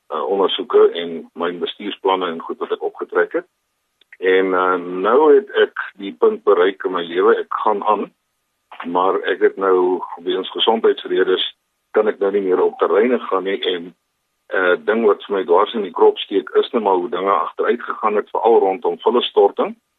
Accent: Pretoria, Gauteng, South Africa; moved away as an adult; also born or lived in Cape Town; now in Kimberley, South Africa; Ek is 'n gebore Kimberleys, maar ek het in Pretoria grootgeword

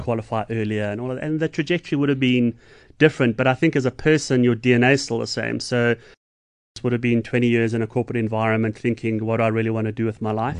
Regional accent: Johannesburg, Gauteng, South Africa; now in Umhlanga, South Africa; I'm from Joburg, but I'm a Stormers boy

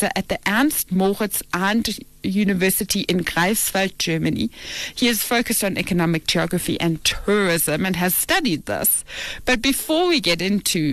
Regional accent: South Africa; I'm a South African child

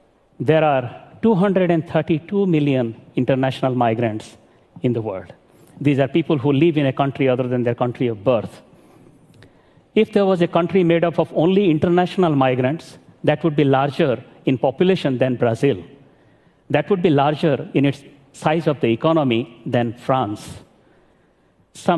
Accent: Sindhekela, Odisha, India; moved away as an adult; also born or lived in Sambalpur, India; now in Washington, D.C., United States; I live in Washington, D.C. But I grew up in Sindhekela, a village in Orissa in India

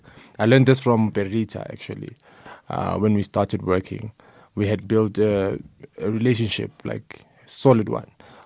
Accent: Soweto, Gauteng, South Africa; I'm from Soweto

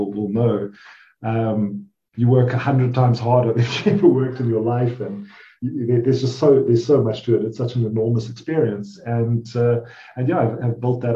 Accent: South Africa; I'm South African, so I'm Rand, and my wife happens to be Swiss

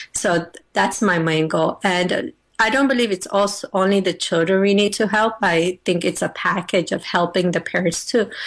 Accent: United States; I'm originally from Afghanistan, but I was born and raised in the United States of America

